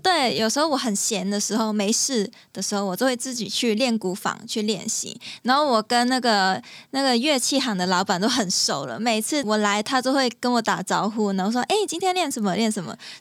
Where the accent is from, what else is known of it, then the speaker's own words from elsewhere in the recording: Hong Kong; 因为我是香港人嘛